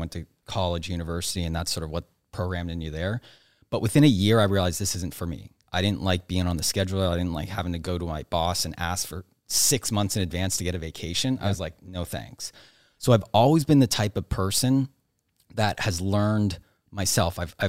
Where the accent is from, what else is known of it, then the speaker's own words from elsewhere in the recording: Nova Scotia, Canada; So I grew up on the East Coast of Canada, Nova Scotia, not a lot of people there.